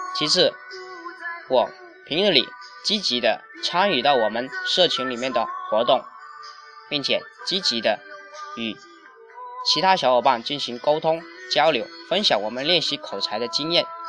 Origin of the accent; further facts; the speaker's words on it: Zhanjiang, Guangdong, China; 我来自于广东湛江